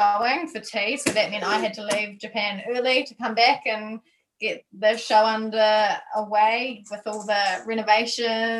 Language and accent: English; Nelson, New Zealand; we're from Nelson